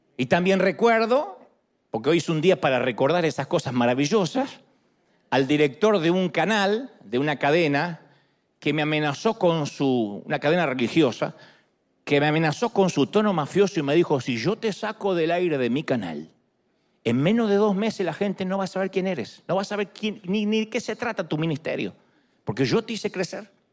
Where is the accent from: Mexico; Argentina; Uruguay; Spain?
Argentina; moved away; soy un, argentino encantador